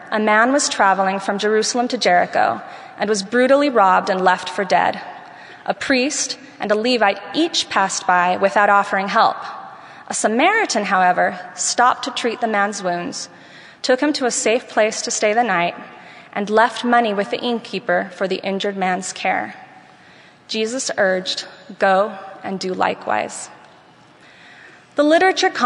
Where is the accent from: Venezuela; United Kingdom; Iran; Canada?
Venezuela; moved away; while I was growing up in Venezuela